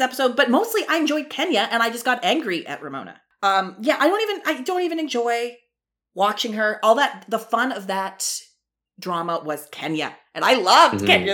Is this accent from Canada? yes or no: yes; Canada; accent: Canadian; my stupid Canadian accent, and I come from hillbillies